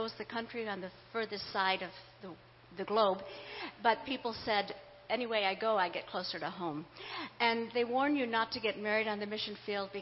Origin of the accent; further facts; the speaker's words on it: Kentucky, United States; also born or lived in Kansas; I was born in Kansas in a Christian home, but was raised in Kentucky